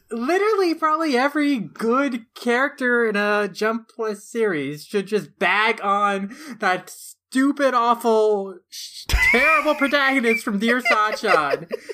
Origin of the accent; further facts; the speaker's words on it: Minnesota, United States; a Minnesotan who also has to survive pretty crazy winters